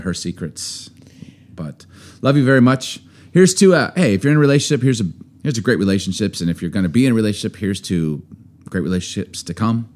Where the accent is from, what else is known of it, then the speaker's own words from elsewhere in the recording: Chicago, Illinois, United States; also born or lived in Baltimore; maybe being born in Baltimore, growing up in Chicago